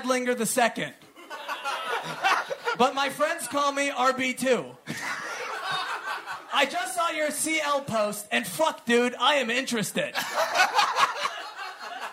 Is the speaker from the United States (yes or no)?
yes; United States; we're American